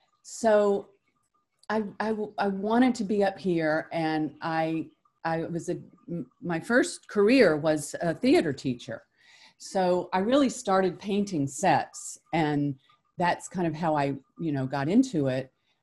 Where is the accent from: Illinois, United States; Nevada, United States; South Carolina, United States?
South Carolina, United States; moved away; My mother's from Newport and I'm from South Carolina. So we would come up to Newport in the summers.